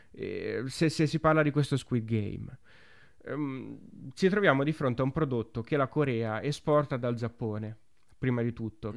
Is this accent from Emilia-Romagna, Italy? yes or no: yes; Romagna / Emilia-Romagna, Italy; noi che siamo romagnoli o emiliano-romagnoli